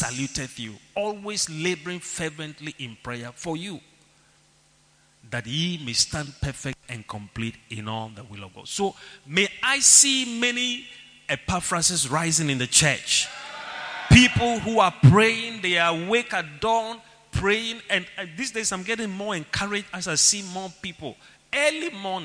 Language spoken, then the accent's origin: English; Ghana; Even your accent. As a Ghanaian in Nigeria.